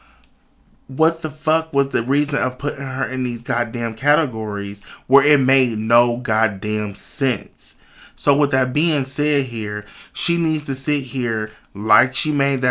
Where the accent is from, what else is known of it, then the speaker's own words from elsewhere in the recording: Cleveland, Ohio, United States; moved away as an adult; now in Dayton, United States; I'm originally from Cleveland, Ohio, but I've been living in Dayton, Ohio for like the last 12 years